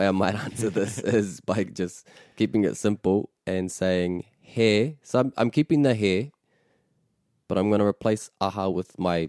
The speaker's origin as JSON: {"language": "English", "town": "Taihape", "region": "Manawatū-Whanganui", "country": "New Zealand", "tie": "born or raised there", "said": "I'm from Ngāti Mania Potoa, but I grew up in taihape."}